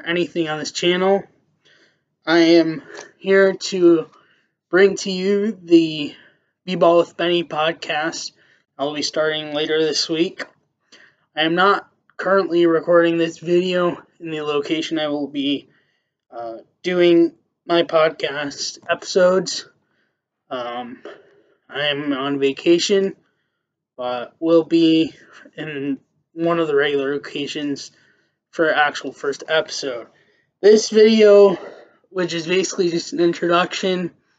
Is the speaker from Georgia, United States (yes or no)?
no; Chicago, Illinois, United States; moved away; also born or lived in Israel; I am originally from Chicago. Lived there for many years.